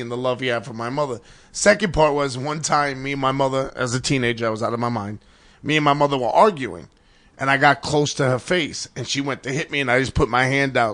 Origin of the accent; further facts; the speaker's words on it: New York City, New York, United States; Grew up in an all Irish neighborhood in the Bronx